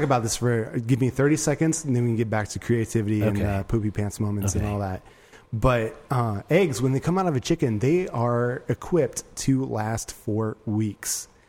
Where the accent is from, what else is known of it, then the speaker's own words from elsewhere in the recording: Nebraska, United States; I am from Nebraska.